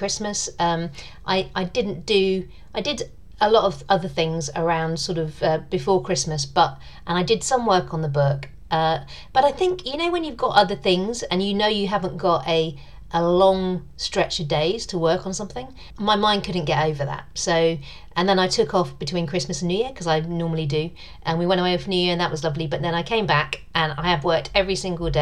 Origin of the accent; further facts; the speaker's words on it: United Kingdom; being British